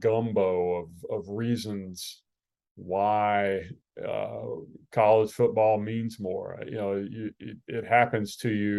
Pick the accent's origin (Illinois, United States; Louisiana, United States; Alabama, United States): Alabama, United States; I grew up in Alabama